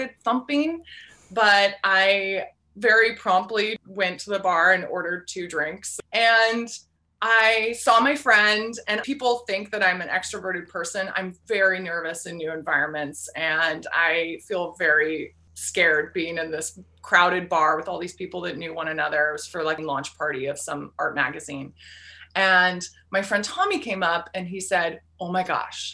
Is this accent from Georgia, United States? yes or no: no; Arcata, California, United States; moved away as an adult; also born or lived in Seattle, Washington; now in Hope, Maine, United States; I grew up in Northern California in the Redwood Forest, a little college town called Arcata, California